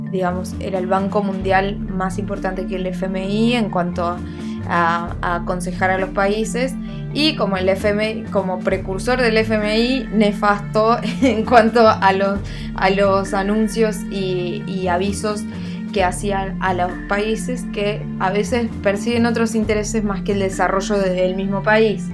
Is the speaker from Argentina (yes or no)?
yes; Neuquén, Argentina; yo soy neuquina